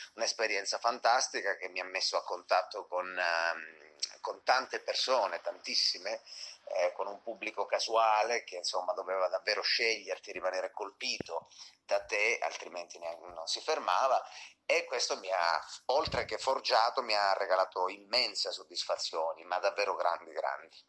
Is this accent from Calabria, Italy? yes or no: yes; Acri, Calabria, Italy; moved away as an adult; now in Bologna, Italy; un cantautore di origine mm, calabrese, sono nato in provincia di Cosenza, ad Acri, e mi sono trasferito a Bologna quando avevo 18 anni più o meno